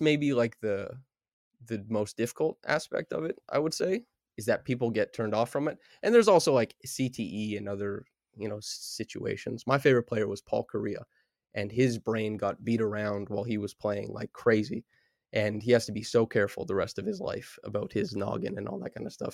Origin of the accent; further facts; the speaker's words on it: Saskatchewan, Canada; I grew up in Saskatchewan